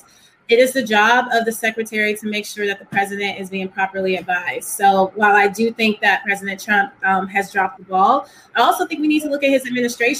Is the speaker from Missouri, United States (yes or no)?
no; Texas, United States; I'm from Texas